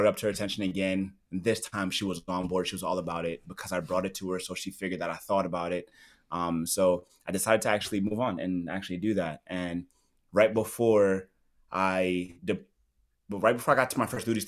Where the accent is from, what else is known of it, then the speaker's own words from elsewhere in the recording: New York City, New York, United States; moved away as an adult; also born or lived in Okinawa, Japan / Escondido, California / Oceanside, California; I'm born and raised in Brooklyn, New York